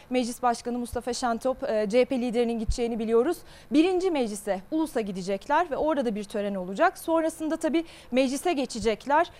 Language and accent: Turkish; Ankara, Turkey; Küçükken Ankara. Okula ee, Ankara'da e, Eryaman'da aslında küçük Eryaman'da küçük bir mahalle ilkokulunda okudum ben.